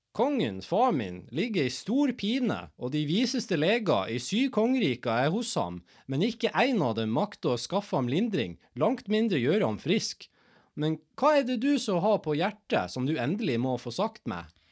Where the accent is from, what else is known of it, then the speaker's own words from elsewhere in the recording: Norway; Jeg er nordmann